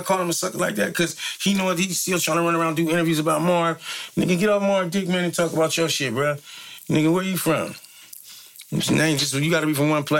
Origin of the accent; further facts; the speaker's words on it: San Francisco, California, United States; I'm from Fillmore. I just want to be a solid Fillmore nigga first. I'd rather die there than anywhere in the world.